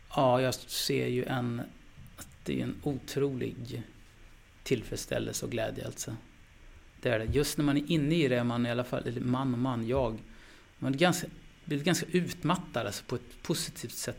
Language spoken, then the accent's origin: Swedish; Skellefteå, Västerbotten County, Sweden; jag är från Skellefteå, det är arbetarbakgrund där alltså